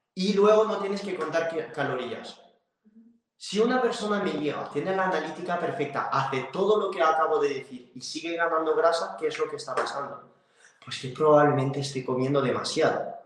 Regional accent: France; Spanish is a second language; moved away; soy francés

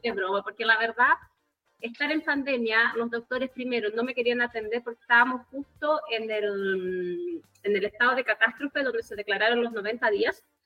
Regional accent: Chile; soy bra chilena tengo 38 años

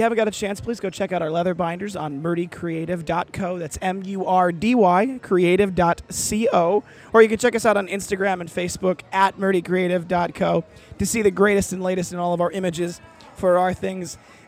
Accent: Midwest, United States; I grew up in the Midwest

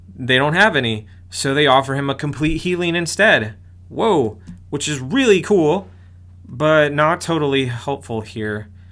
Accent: United States; I'm an American too.

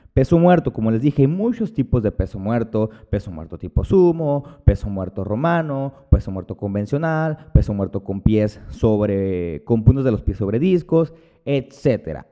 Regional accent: Hermosillo, Sonora, Mexico; Cuando llego aquí a Hermosillo, que es de donde, de donde yo soy

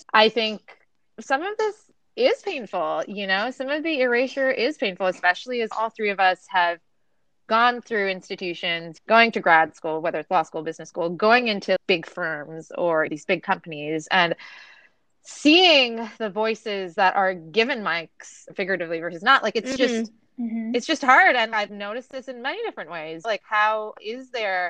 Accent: Toronto, Ontario, Canada; And I'm Canadian, right? So I grew up in Toronto, which is supposedly one of the most multicultural cities in the world.

